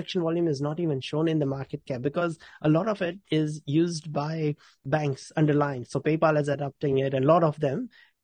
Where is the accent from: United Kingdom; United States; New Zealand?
New Zealand; I'm from New Zealand